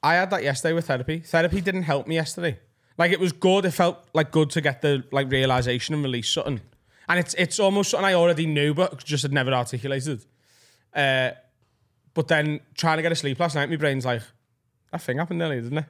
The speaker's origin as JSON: {"language": "English", "town": "Preston", "region": "North West England", "country": "United Kingdom", "tie": "born or raised there", "said": "Penwether, where I grew up in Preston, which is a suburb of Preston"}